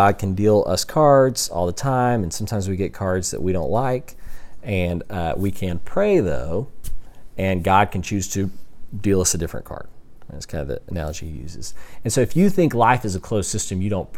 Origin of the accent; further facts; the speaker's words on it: Texas, United States; I grew up in Texas, and the reason I grew up in, or I went to ACU because I was in Texas, and I grew up in Texas because my dad had a job there